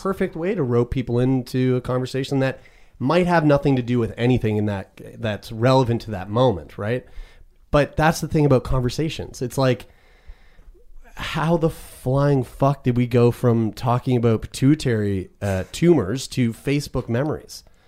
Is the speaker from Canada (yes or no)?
yes; Nova Scotia, Canada; living in Nova Scotia, being a Canadian